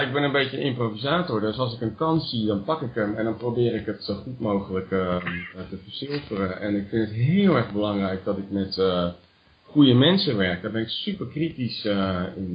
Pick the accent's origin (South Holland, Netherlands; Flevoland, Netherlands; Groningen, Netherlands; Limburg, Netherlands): South Holland, Netherlands; Rotterdam; moved away; ik ben ook geboren in Delfthaven